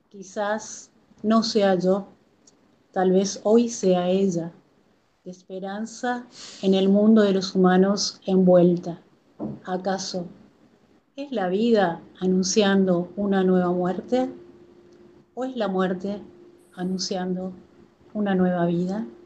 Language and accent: Spanish; Corrientes, Argentina; moved away as an adult; also born or lived in Formosa, Argentina; el año pasado me volví a Corrientes, a mi ciudad natal, pero tengo afectos, tengo amigos, eh, tengo dos hijos que nacieron en Formosa y tengo una conexión muy particular con la tierra formoseña